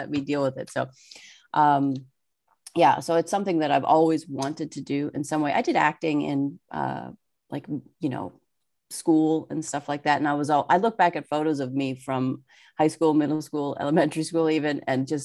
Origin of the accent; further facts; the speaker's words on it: Pittsburgh, Pennsylvania, United States; also born or lived in Seattle; now in New Jersey, United States; I grew up in Pittsburgh, Pennsylvania